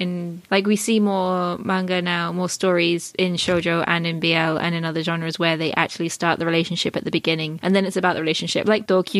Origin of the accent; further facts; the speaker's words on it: United Kingdom; moved away as an adult; now in United States; I'm not American, I'm still British, I'm just a resident.